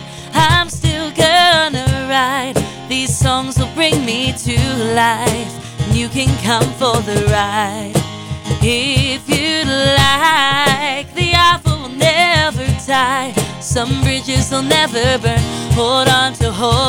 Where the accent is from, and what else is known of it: Londonderry, New Hampshire, United States; born or raised there